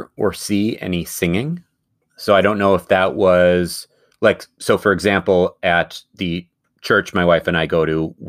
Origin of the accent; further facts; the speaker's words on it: Midwest, United States; And, you know, being a Midwesterner, even more than being a Northerner. We don't worry about hurricanes at all, right?